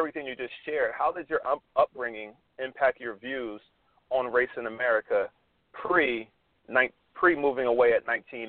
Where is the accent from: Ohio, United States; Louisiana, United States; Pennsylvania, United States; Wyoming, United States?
Pennsylvania, United States; Philadelphia; now in Atlanta, United States; I'm actually in Atlanta, and I'm not sure how often I mention that, but I'm in Atlanta, and I used to teach in East Point. So Dalyn and I connect on that, and I'm also – but I'm from Philadelphia